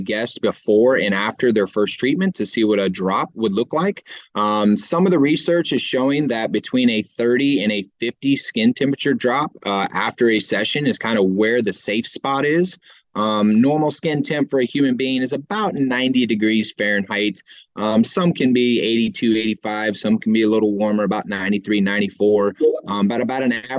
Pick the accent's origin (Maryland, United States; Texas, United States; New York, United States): Texas, United States; Houston; I'm from Houston, Texas, where, 10 months out of the year, it's 100 degrees